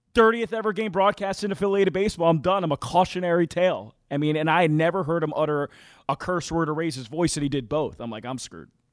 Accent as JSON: {"language": "English", "town": "Philadelphia", "region": "Pennsylvania", "country": "United States", "tie": "born or raised there", "said": "I grew up in Philadelphia."}